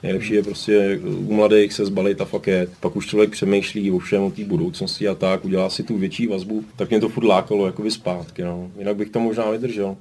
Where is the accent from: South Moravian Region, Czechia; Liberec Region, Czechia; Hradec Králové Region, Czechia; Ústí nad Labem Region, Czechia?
Liberec Region, Czechia; Liberec; moved away; also born or lived in Austria; jsem se tam narodil a to město mám hrozně rád a vždycky se tam rád vracím